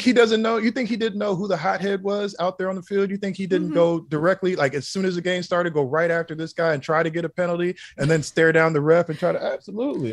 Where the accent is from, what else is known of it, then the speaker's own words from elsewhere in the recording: Indiana, United States; moved away as an adult; also born or lived in Boston / New Jersey / Florida; I grew up in Indiana, went to Boston, lived in Jersey